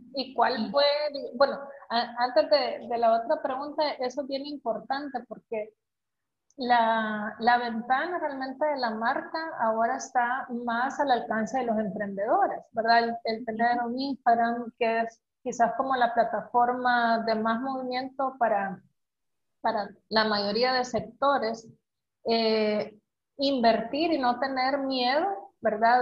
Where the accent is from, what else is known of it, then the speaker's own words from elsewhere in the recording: El Salvador; el potencial que tenemos como salvadoreños